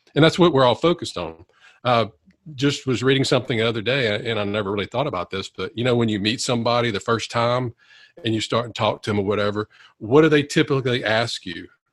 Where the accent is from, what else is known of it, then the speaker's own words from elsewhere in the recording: Monroe, Louisiana, United States; i wanted to come back and practice in my hometown of louisiana uh, monroe louisiana